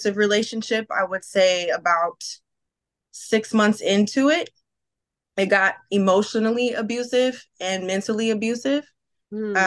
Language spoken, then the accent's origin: English; Palmdale, California, United States; I grew up in Palmdale, California